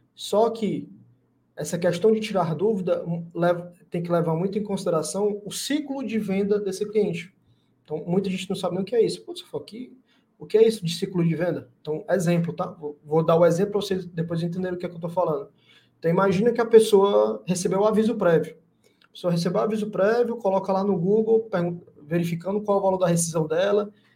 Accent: Fortaleza, Ceará, Brazil; aqui em Fortaleza, sou de Fortaleza, né, Ceará

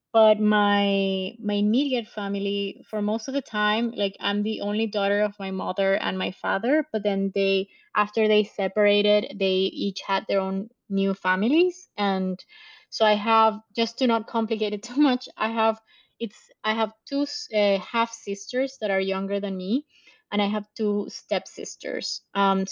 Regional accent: Venezuela; moved away; also born or lived in France / Italy / Caracas; And I'm from Venezuela originally. I was born in a city in the Andes, in the mountain part of the country. But I lived in different parts of the country as I grew up

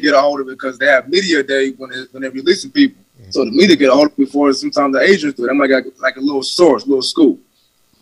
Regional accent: West Coast, United States; I'm from the West Coast

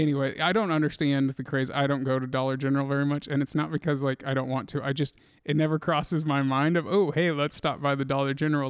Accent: Indianola, Iowa, United States; also born or lived in Des Moines, Iowa; I grew up around Indianola, but then kinda m, moved into Des Moines

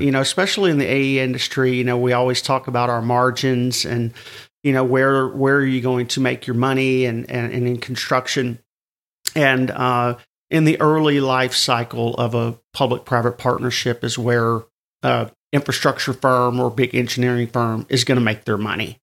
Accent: the South, United States; I'm from the South

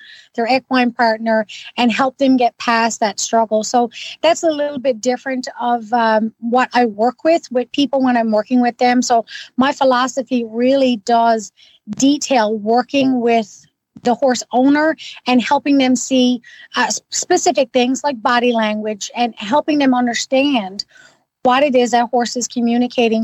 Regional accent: Newfoundland and Labrador, Canada; now in Ottawa, Canada; I'm originally from Newfoundland

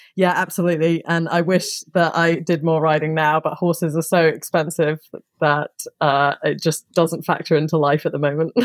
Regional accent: Somerset, South West England, United Kingdom; also born or lived in Surrey; I grew up in Somerset, which is in the southwest of England

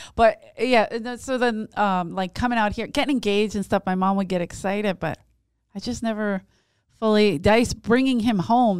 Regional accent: Philadelphia, Pennsylvania, United States; growing up in South Philly

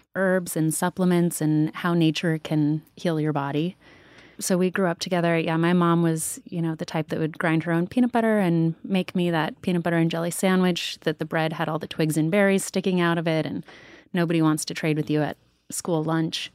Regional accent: Sedona, Arizona, United States; Danielle and I grew up together in Sedona

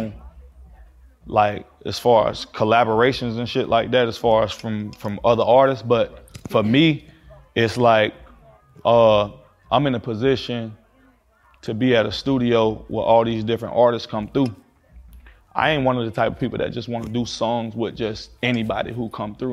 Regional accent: Florida, United States; I'm from Florida

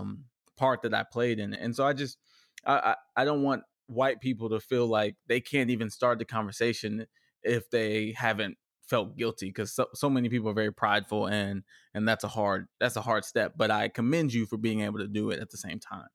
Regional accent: Richardson, Texas, United States; also born or lived in Dallas, Texas; grew up in a very diverse cultural n, neighborhood of Richardson, Texas

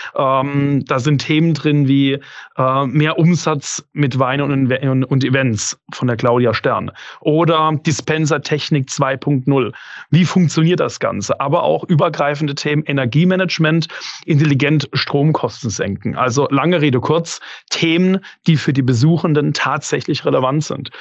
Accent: Karlsruhe, Baden-Württemberg, Germany; als Karlsruher

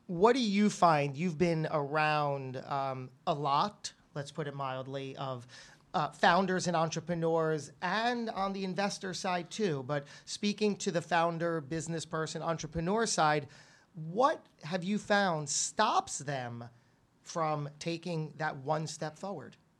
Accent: New Jersey, United States; my home state. Very proud, the Great Garden State, New Jersey

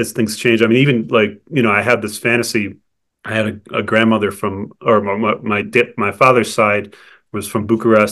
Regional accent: Cleveland, Ohio, United States; now in New Mexico, United States; my hometown, which is Cleveland

